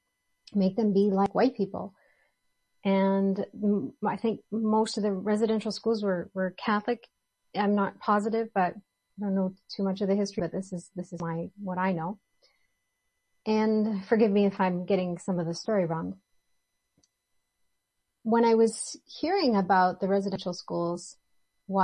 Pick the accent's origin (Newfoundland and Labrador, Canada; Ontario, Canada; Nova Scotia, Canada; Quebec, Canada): Ontario, Canada; moved away; also born or lived in British Columbia; I grew up in Ontario, and Ontario in Canada, the province of Ontario